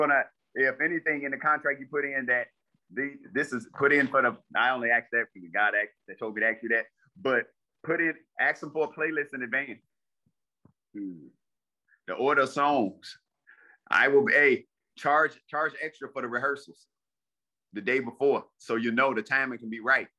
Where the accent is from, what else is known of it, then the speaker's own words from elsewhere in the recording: Ford Heights, Illinois, United States; also born or lived in Park Forest, Illinois / Matteson, Illinois; I grew up in Ford Heights.